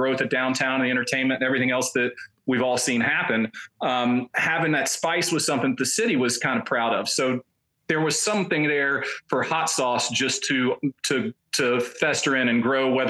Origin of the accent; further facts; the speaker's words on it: Memphis, Tennessee, United States; moved away as an adult; now in Nashville, United States; I grew up in Memphis.